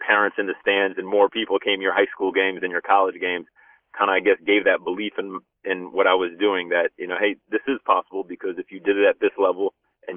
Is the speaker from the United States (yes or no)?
yes; Union City, New Jersey, United States; growing up in Union City is, you know, a diverse community, very high immigrant population